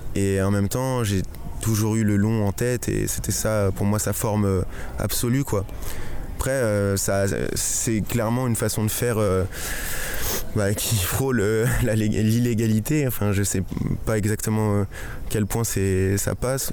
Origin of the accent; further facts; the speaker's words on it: Chelles, Île-de-France, France; c'est donc ma ville natale